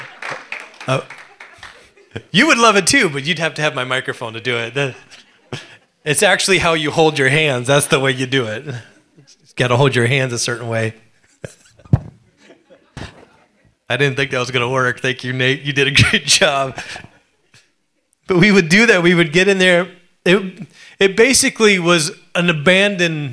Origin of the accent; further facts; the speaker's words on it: Alaska, United States; growing up in Alaska, I was poor